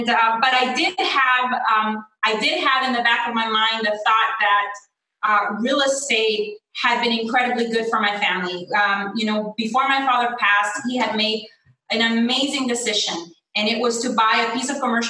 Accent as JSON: {"language": "English", "country": "Honduras", "also_born_or_lived": "Macomb, Illinois", "moved": "as an adult", "lives_now": "United States", "said": "I came from Honduras here in 1995 to study"}